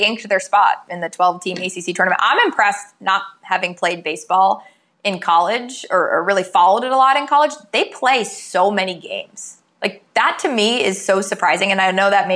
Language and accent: English; New Hampshire, United States; moved away; I'm from New Hampshire originally